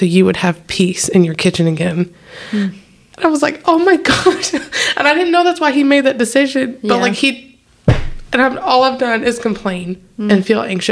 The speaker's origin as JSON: {"language": "English", "region": "the South", "country": "United States", "said": "I'm from the south"}